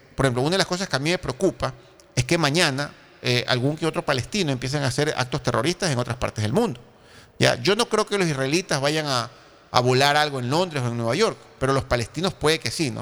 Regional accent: Ecuador; nosotros como ecuatorianos

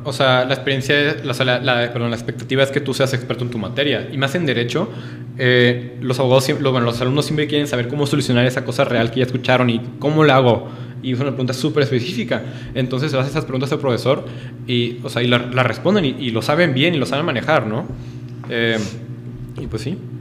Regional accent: northern Mexico, Mexico; moved away as an adult; now in Puebla, Mexico; vengo del norte de México

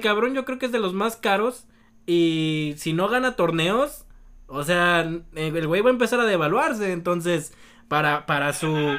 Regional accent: Mexico; nosotros como mexicanos

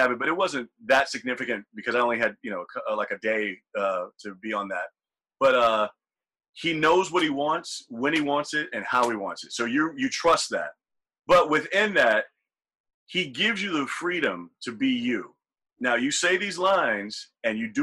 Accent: the South, United States; growing up in the South

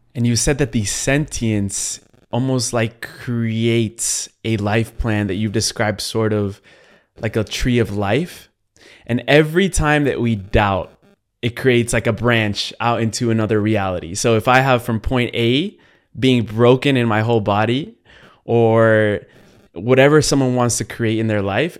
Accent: Colombia; I am from Latin America. I'm Colombian

